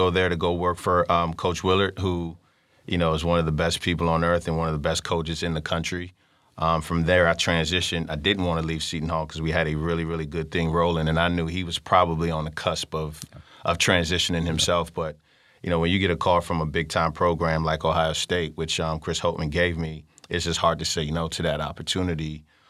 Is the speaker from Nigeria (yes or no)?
yes; Nigeria; You know, for one, I kind of went hidden a little bit as a Nigerian.